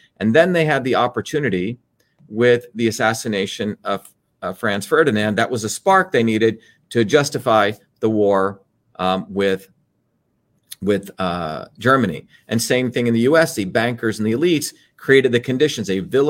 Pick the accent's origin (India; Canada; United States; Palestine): India; born there; you know, I was born in India